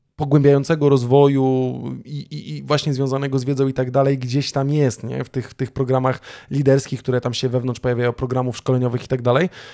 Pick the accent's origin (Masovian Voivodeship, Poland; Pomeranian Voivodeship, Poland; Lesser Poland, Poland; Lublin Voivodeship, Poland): Pomeranian Voivodeship, Poland; Sopot; u nas w Trójmieście z Sopotu